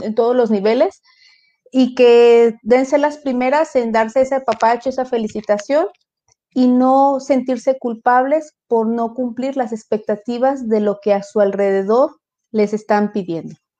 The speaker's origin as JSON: {"language": "Spanish", "country": "Mexico", "said": "aquí el arquetipo que tenemos como mujer mexicana"}